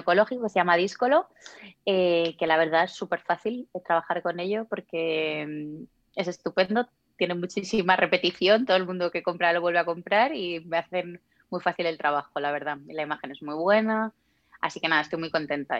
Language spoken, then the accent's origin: Spanish; Zamora, Castile and León, Spain; moved away as an adult; now in Madrid, Spain; yo soy de Zamora